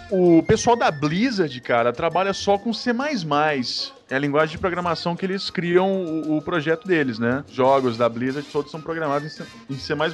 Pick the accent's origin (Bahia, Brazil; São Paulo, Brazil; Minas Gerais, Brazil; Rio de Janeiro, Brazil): Minas Gerais, Brazil; Uberlândia; sou de Uberlândia, Minas Gerais